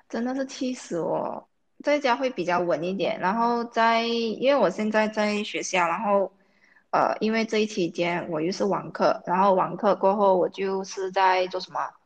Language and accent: Chinese; Malaysia; 因为我们马来西亚人很习惯用英文。啊，尤其我在国际学校，我有好多英文